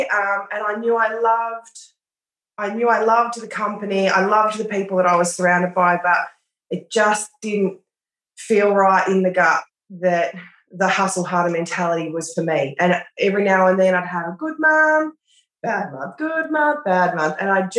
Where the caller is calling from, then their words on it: Australia; Australia, yeah.